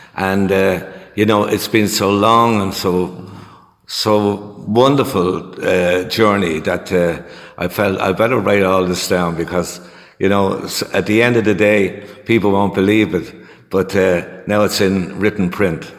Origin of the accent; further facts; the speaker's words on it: Dublin, Leinster, Ireland; I was born in Dublin in the centre of the city. There, we lived there in a one-room flat for um, seven years, and uh, we eventually got moved out to um, the suburbs uh, a place called Inchicore Bluebell.